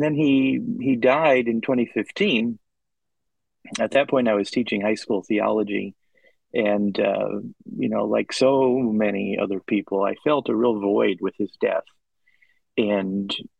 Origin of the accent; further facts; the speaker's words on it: Northwest Indiana, United States; I grew up in Northwest Indiana, so I was just in the outskirts of Chicago